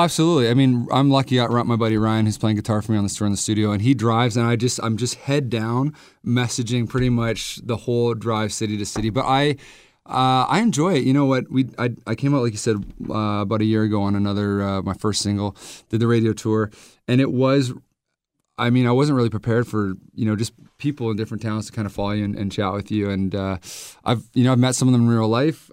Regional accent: Vancouver, British Columbia, Canada; I'm from Vancouver

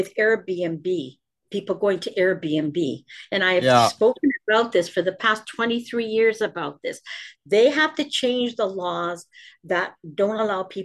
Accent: Ontario, Canada; I'm from Ontario

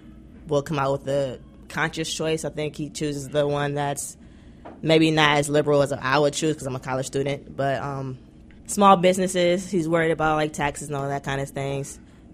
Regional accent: United States; as an American

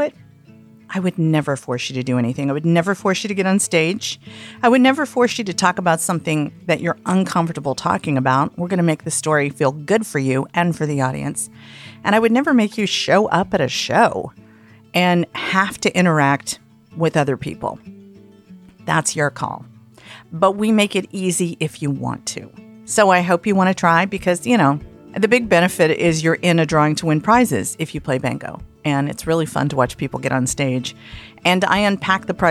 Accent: Atlanta, the South, United States; moved away as an adult; now in San Francisco, United States; I am a Southerner

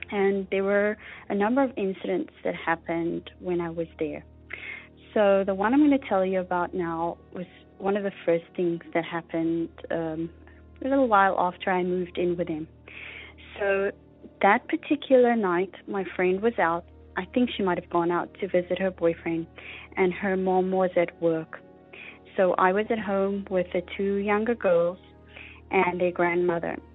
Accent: South Africa; now in Canada; I'm calling from Canada. I heard your appeal for stories on the last episode and decided to call in with my story. So I grew up in South Africa

